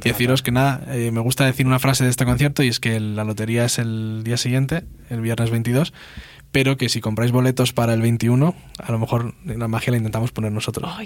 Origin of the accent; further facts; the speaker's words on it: Spain; first language Spanish; also born or lived in Leeds, United Kingdom; Yo nunca pensé que un chaval español podía eh, recibí tanto cariño de un público inglés.